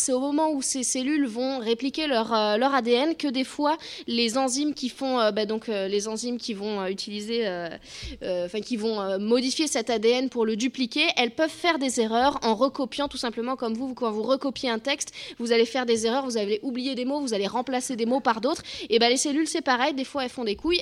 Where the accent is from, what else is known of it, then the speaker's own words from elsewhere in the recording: Bordeaux, Nouvelle-Aquitaine, France; je suis de Bordeaux, pas très loin